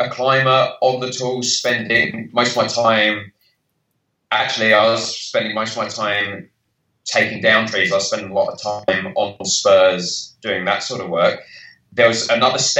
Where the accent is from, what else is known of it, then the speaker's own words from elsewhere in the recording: United Kingdom; moved away; So clearly by my accent, I'm from the UK.